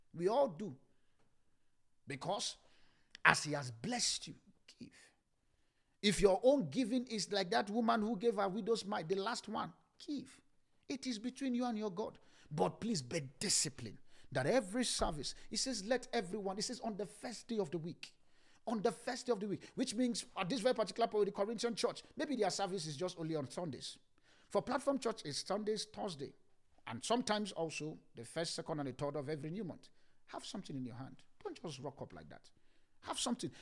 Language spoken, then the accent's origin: English; Ibadan, Oyo, Nigeria; the place I grew up in Ibadan